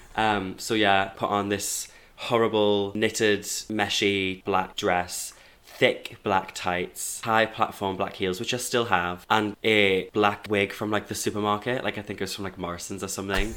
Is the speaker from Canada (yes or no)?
no; Hebburn, North East England, United Kingdom; moved away as an adult; now in Manchester, United Kingdom; So I'm from Newcastle, born and raised in Hebburn, South Tyneside